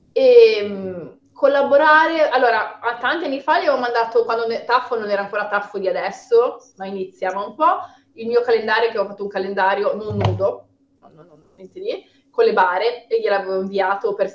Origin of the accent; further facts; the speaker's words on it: Liguria, Italy; Sono ligure